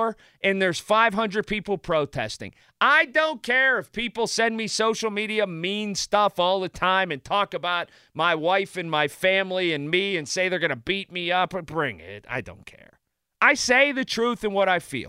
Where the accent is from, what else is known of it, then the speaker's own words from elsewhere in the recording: Sharpsburg, Pennsylvania, United States; also born or lived in Hampton, Pennsylvania; I grew up in Sharpsburg. I live in Hampton.